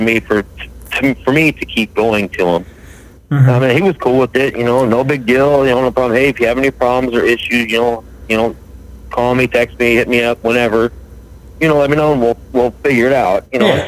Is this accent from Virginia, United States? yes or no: no; Billings, Montana, United States; I am from Billings, Montana